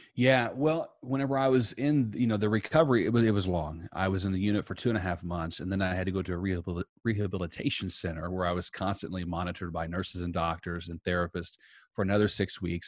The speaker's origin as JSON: {"language": "English", "region": "Southern Indiana", "country": "United States", "moved": "yes", "lives_now": "Tampa, United States", "said": "I am originally from Southern Indiana. I now live in Tampa, Florida"}